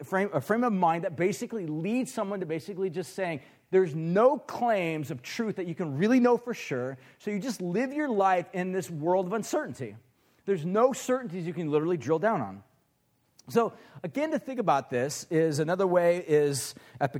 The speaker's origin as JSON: {"language": "English", "town": "Huntington Beach", "region": "California", "country": "United States", "tie": "born or raised there", "said": "I grew up in Huntington Beach. That's kind of where I'm from. Orange County is where I came from"}